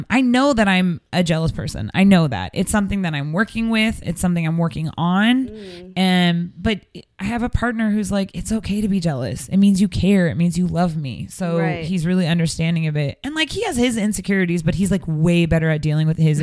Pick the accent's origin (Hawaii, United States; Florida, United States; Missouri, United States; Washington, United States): Washington, United States; Seattle; moved away; I'm from Seattle